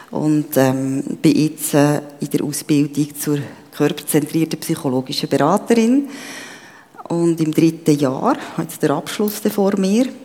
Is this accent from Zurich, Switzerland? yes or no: no; Bern, Switzerland; also born or lived in Papua New Guinea; now in Steinhausen, Switzerland; wie es Jochen schon gesagt bin 52, ähm, lebe seit 2002 im Kanton Zug, Steinhausen, bin aber ursprünglich, wie ihr es gehört, Bernerin.